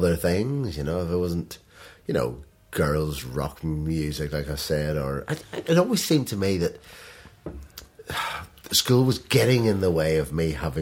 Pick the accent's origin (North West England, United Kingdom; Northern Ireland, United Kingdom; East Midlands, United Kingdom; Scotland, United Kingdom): Northern Ireland, United Kingdom; Antrim; also born or lived in Tyrone; born in Tyrone, grew up in Antrim, so about 20 miles outside of Belfast